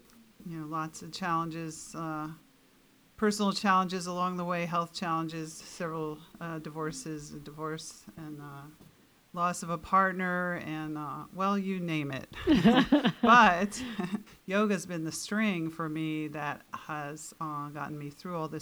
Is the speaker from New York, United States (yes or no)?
yes; New York City, New York, United States; now in Camano Island, United States; I grew up in New York City in a large family